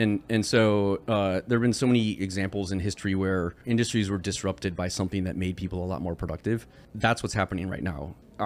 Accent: Michigan, United States; Because I grew up in Michigan. So why don't I know this?

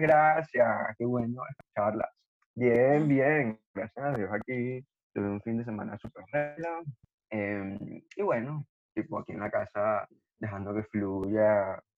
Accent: Los Teques, Miranda, Venezuela; yo soy de Los Teques.

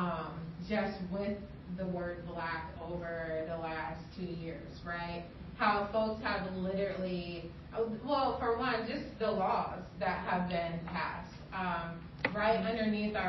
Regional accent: Cedar Falls, Iowa, United States; moved away as an adult; now in Des Moines, United States; I grew up here in Cedar Falls. I've never lived anywhere else except Cedar Falls

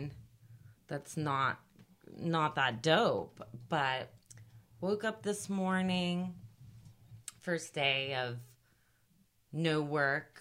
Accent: San Mateo, California, United States; now in San Francisco, United States; we, growing up in San Mateo

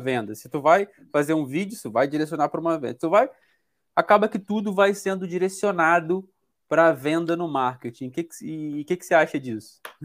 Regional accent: Brazil

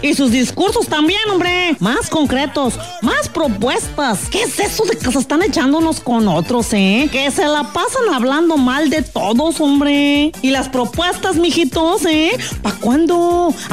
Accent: San Luis Potosí, Mexico; Y todos los que somos potosinos, podamos resolver los problemas de inseguridad

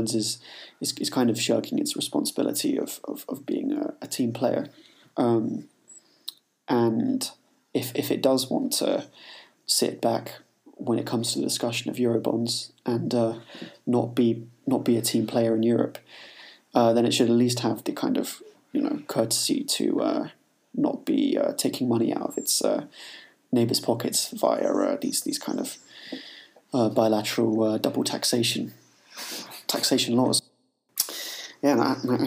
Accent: England, United Kingdom; being English

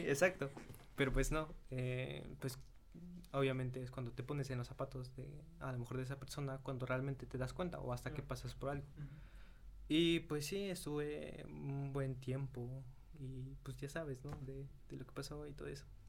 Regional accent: Mexico; soy de México.

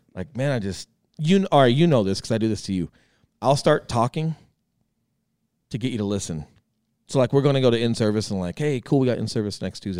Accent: Colorado, United States; moved away as an adult; I come back from the Marine Corps and some government work, and, and I'm coming back to Colorado

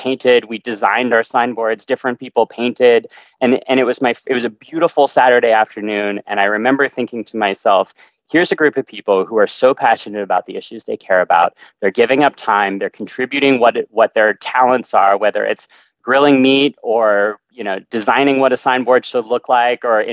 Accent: California, United States; growing up in California and coming to school at UCLA

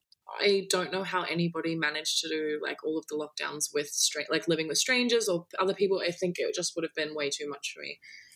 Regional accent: Australia; I'm in Australia as well.

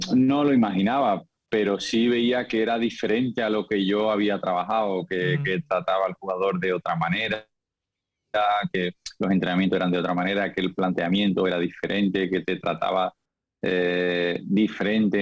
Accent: Seville, Andalusia, Spain; moved away as an adult; also born or lived in Lisbon, Portugal; salí de Sevilla muy joven y Lisboa me acogió muy bien

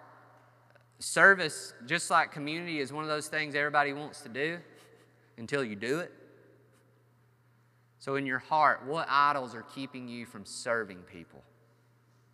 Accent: United States; We as American Christians

